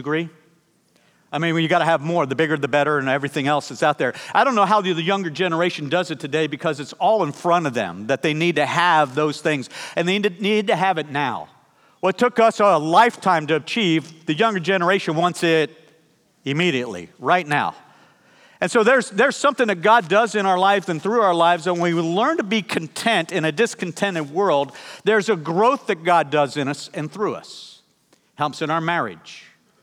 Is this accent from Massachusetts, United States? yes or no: no; Pennsylvania, United States; we grew up in Pennsylvania